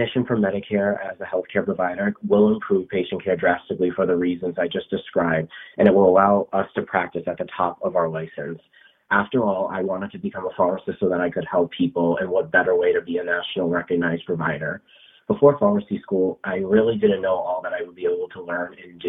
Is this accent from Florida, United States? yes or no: no; Rhode Island, United States; I'm from Rhode Island